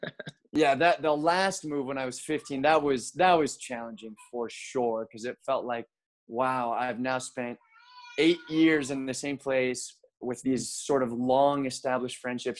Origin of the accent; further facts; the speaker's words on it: Buenos Aires, Argentina; born there; also born or lived in Mexico; And so I was born in Argentina, kind of as an American citizen born abroad. And we moved around quite a bit after Argentina. We lived in Mexico for a few years.